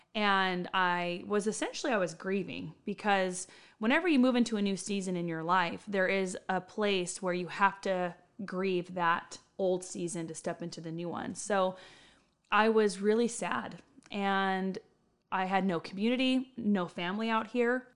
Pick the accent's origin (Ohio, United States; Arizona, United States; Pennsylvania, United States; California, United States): California, United States; Riverside County; moved away as an adult; now in Bakersfield, United States; I was born and raised in Riverside County